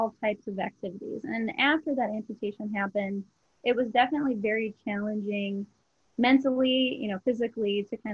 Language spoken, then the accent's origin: English; Minnesota, United States; also born or lived in Twin Cities, Minnesota / Rochester, Minnesota; I grew up in Minnesota. I was kind of born and raised in the Twin Cities up until fourth grade, and then ended up moving down to Rochester, Minnesota in fifth grade